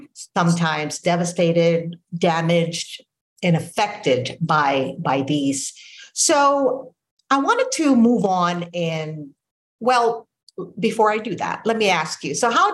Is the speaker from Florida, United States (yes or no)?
yes; Orlando, Florida, United States; I'm from Orlando, well, south of Orlando, but the greater Orlando area.